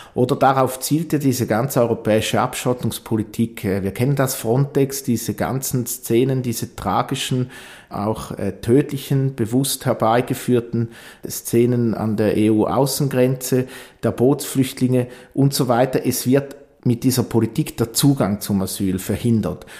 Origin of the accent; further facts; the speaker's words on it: Eastern Switzerland, Switzerland; Ich komme ja aus der Ostschweiz